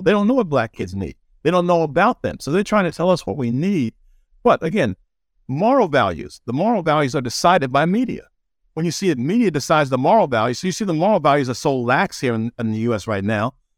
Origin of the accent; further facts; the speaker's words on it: New York City, New York, United States; also born or lived in Birmingham, Alabama; now in Los Angeles, United States; I was raised in Jamaica, New York, so I've seen crime there too.